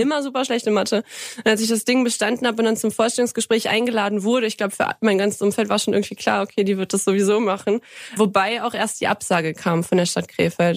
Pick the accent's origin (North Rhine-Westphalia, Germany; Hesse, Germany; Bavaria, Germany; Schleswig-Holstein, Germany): North Rhine-Westphalia, Germany; Kreis Viersen; moved away as an adult; also born or lived in Krefeld; now in Markgräflerland, Germany; komme aus dem Kreis Viersen. Äh, in Bremt, das ist so ein Zweihundert-Seelen-Einwohnerdorf, ein winzig kleines, süßes Dörfchen. Ähm, da bin ich aufgewachsen